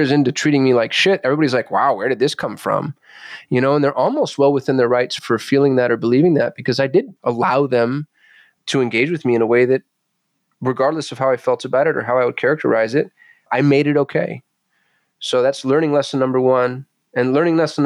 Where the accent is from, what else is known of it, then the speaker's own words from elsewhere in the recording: Albuquerque, New Mexico, United States; I was raised in Albuquerque, New Mexico